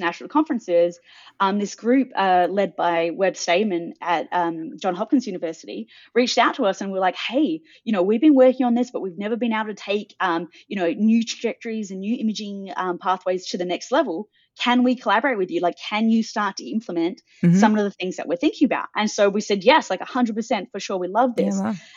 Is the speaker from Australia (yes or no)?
yes; Adelaide, South Australia, Australia; now in Sydney, Australia; I grew up in Adelaide. I now live in Sydney.